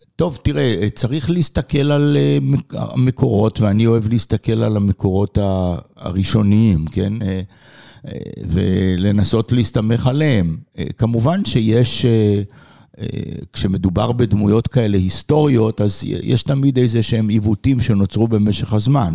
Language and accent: Hebrew; Israel; moved away; אני אה, גדלתי בארץ